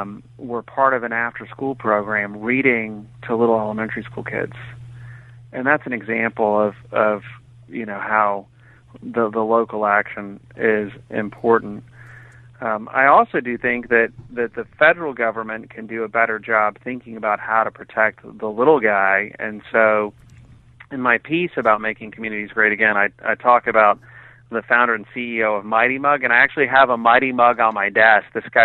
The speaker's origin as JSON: {"language": "English", "region": "Texas", "country": "United States", "tie": "born or raised there", "also_born_or_lived": "Cambridge, Massachusetts / New Hampshire / England", "said": "I was born in Cambridge, Massachusetts. When I was 8, we moved to Texas. I went to New Hampshire and England for school and then back to Texas for more school."}